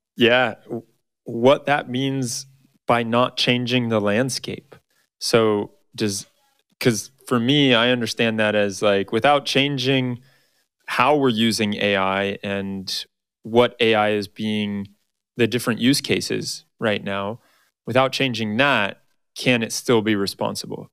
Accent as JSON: {"language": "English", "region": "Arizona", "country": "United States", "tie": "born or raised there", "said": "Arizona, my home state"}